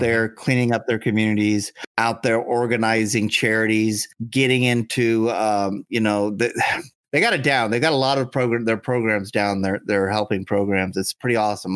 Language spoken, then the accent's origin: English; Southern California, United States; the southern parts of California are known for the lunatics